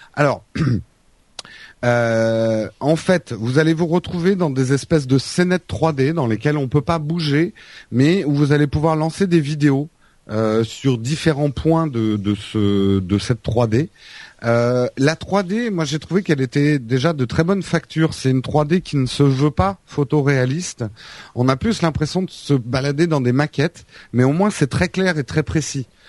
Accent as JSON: {"language": "French", "town": "Paris", "region": "Île-de-France", "country": "France", "said": "en tant que Parisien"}